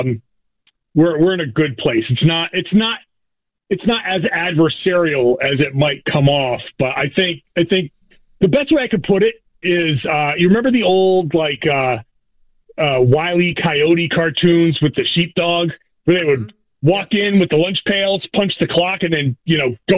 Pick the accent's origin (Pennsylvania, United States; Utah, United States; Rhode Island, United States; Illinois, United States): Rhode Island, United States; Pawtucket; You know, he's from Johnson. I'm from Pawtucket. We know, we get that Rhode Island connection.